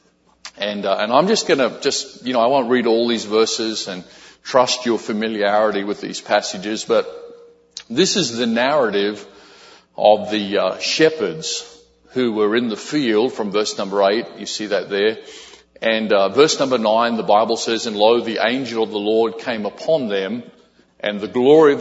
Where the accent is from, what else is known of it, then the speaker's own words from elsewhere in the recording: Australia; also born or lived in Brisbane, Australia; some folks from our church in Brisbane, Australia